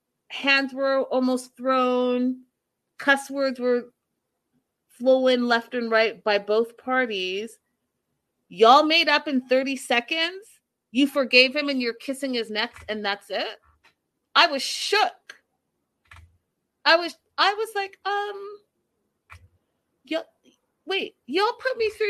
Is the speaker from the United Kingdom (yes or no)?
no; Canada